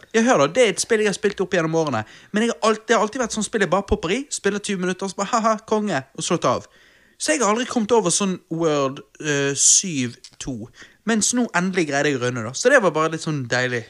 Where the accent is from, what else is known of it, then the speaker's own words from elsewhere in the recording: Bergen, Vestland, Norway; Vi er bergensere